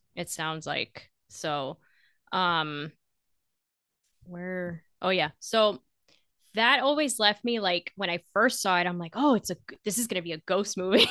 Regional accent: Florida, United States; I'm from Florida

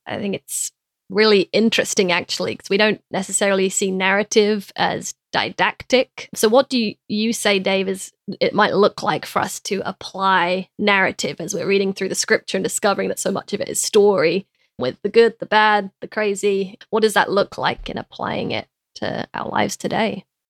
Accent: London, United Kingdom; moved away; me growing up in London

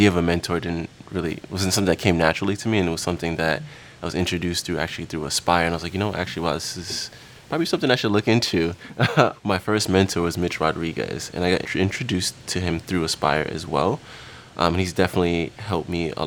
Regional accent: New York City, New York, United States; I grew up in Queens, New York

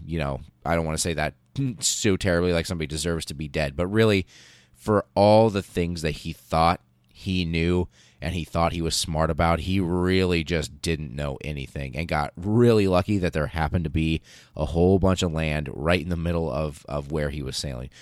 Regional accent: United States; as an American child growing up, um, in the eighties and nineties

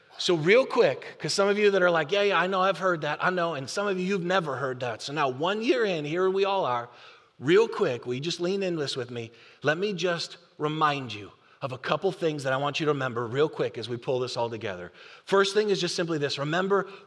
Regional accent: Buffalo, New York, United States; now in North Texas, United States; I'm from Buffalo.

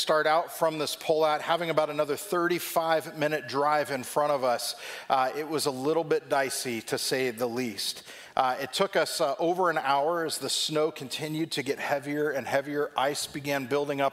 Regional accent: Southern California, United States; moved away as an adult; now in Ohio, United States; Growing up in Southern California

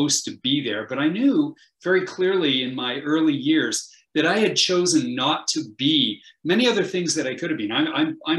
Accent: Canada; I'm a Canadian.

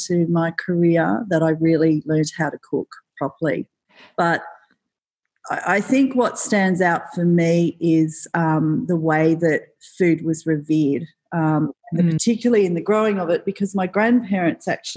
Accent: Newcastle, New South Wales, Australia; I grew up in Newcastle in New South Wales

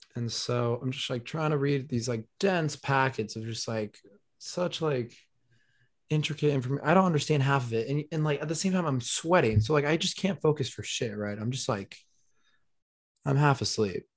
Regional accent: Denver, Colorado, United States; growing up in Denver, my body just got used to the dryness

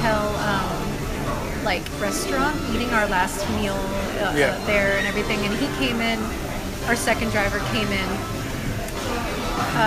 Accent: Michigan, United States; Growing up in Michigan

